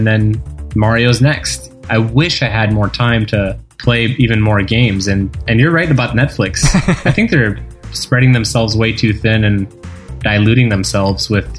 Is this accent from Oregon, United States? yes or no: no; Los Angeles, California, United States; My family's from there. I'm born and raised in Los Angeles, so quite American.